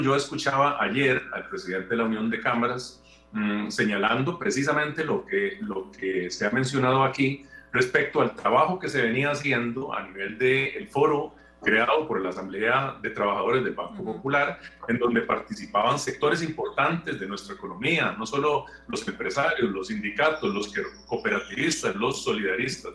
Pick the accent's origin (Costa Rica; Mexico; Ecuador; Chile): Costa Rica; nosotros como costarricenses